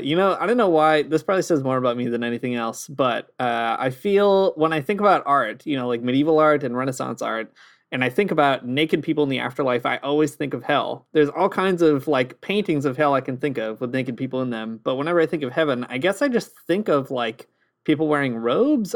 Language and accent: English; Canada; I am your Canadian Catholic Communist poetry reader.